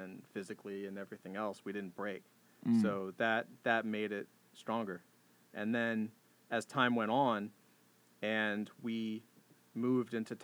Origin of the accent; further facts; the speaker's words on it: Jacksonville, Florida, United States; moved away as an adult; also born or lived in Atlanta, Georgia; I'm originally from Jacksonville, Florida